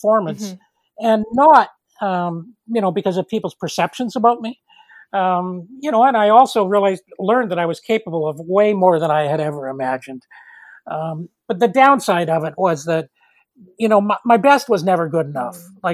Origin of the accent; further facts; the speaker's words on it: Toronto, Ontario, Canada; moved away as an adult; now in Nova Scotia, Canada; I was born in Toronto